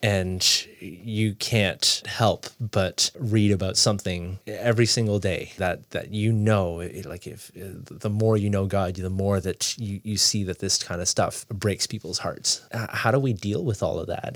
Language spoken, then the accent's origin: English; Toronto, Ontario, Canada; moved away as an adult; also born or lived in Nova Scotia; now in Fredericton, Canada; I grew up in Toronto, big city.